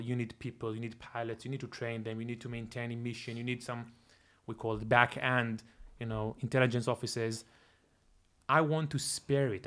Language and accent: English; Tel Aviv, Tel Aviv District, Israel; moved away as an adult; also born or lived in Toronto, Canada; I'm originally from Israel. Grew up in, uh, in Tel Aviv most of my life.